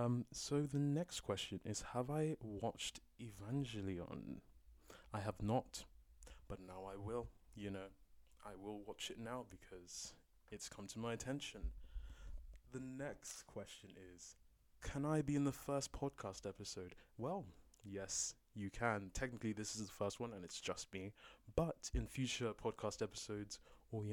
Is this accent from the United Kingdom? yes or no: yes; London, United Kingdom; I'm a Londoner, born and raised, born in East London, raised in North London